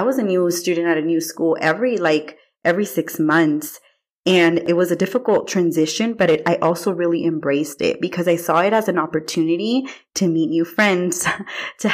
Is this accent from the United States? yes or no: yes; Watsonville, California, United States; I am originally from Watsonville, California.